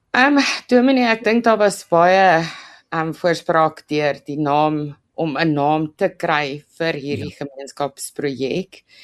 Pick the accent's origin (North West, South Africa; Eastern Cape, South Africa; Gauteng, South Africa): Gauteng, South Africa; Roodepoort; moved away as an adult; now in Krugersdorp, South Africa; ek is oorspronklik van Roodepoort se kant